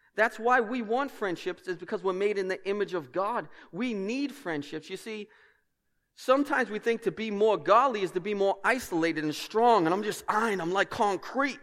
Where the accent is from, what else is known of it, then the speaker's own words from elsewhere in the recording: Boston, Massachusetts, United States; accent: Boston; my accent